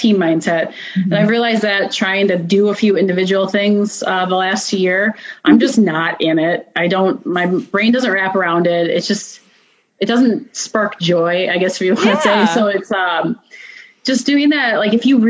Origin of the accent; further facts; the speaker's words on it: Minneapolis, Minnesota, United States; moved away as an adult; now in Tennessee, United States; I'm originally from Minneapolis, Minnesota.